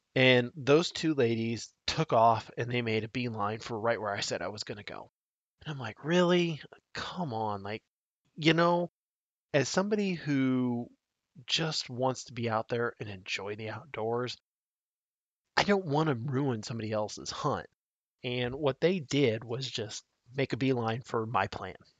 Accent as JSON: {"language": "English", "region": "Nebraska", "country": "United States", "tie": "born or raised there", "said": "my home state of Nebraska"}